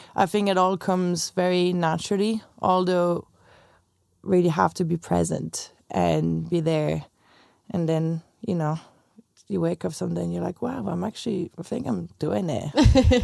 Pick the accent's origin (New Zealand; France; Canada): France; English is a second language; moved away as an adult; also born or lived in Chicago; now in Dublin, Ireland